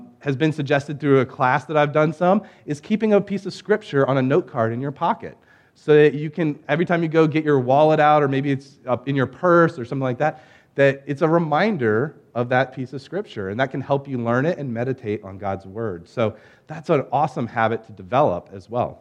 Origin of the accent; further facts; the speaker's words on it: Norfolk, Virginia, United States; I grew up in the Hampton Roads area